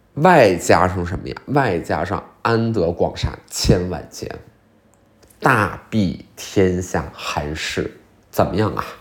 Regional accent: Liaoning, China; 我是辽宁的

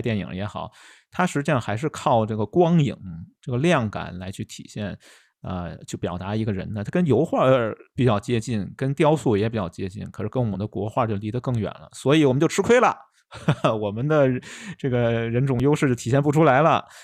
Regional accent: China; 我们中国人

